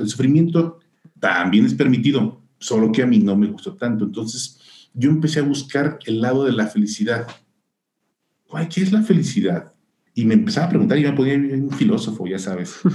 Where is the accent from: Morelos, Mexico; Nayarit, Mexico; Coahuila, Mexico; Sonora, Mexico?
Nayarit, Mexico; Tepic; moved away as an adult; now in Guadalajara, Mexico; yo soy de Nayarit, yo, yo nací en Tepic, Nayarit